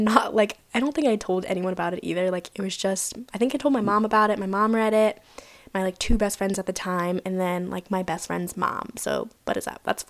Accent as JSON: {"language": "English", "region": "Virginia", "country": "United States", "moved": "as an adult", "lives_now": "San Diego, United States", "said": "I'm not originally from California. I'm originally from Virginia. That's where I graduated high school."}